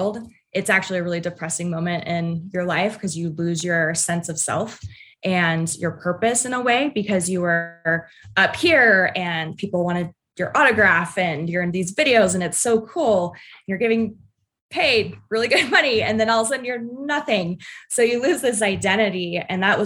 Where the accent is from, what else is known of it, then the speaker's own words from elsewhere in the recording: United States; I grew up in Tahoe